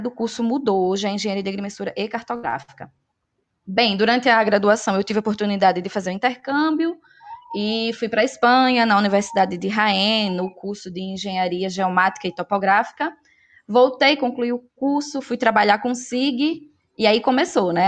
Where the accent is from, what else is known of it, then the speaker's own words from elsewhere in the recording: Maceió, Alagoas, Brazil; accent: nordestino; moved away as an adult; also born or lived in Pernambuco; now in Mossoró, Brazil; nordestina, dá para perceber. Sou lá de Maceió, Alagoas, e já morei em alguns lugares aí do Nordeste. Hoje eu moro em Mossoró, no Rio Grande do Norte